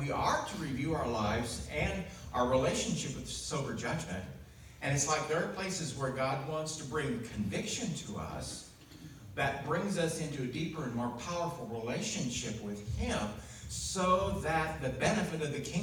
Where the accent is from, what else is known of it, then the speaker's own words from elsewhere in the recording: United States; I grew up in the United States